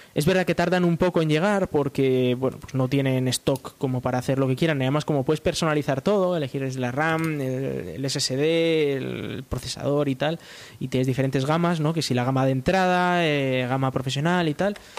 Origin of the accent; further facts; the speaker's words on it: Spain; en España pues eh, tenemos ahora una empresa